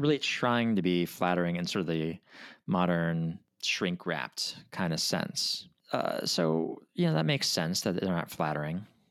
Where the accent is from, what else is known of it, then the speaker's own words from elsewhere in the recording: Minnesota, United States; I'm from Minnesota